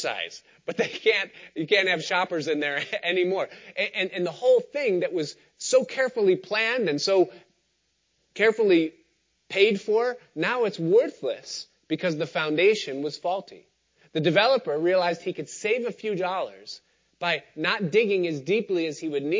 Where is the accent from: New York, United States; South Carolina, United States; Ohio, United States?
New York, United States; Rochester; When I was growing up outside of Rochester in the 1980s